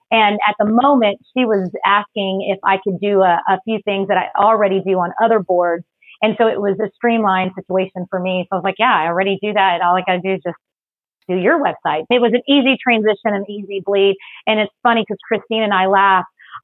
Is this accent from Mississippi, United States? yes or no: no; Texas, United States; also born or lived in Philippines; but actually I was born in the Philippines. I'm a military brat. Dad is Irish. Mom is Filipino. I've been in Texas since I was 6.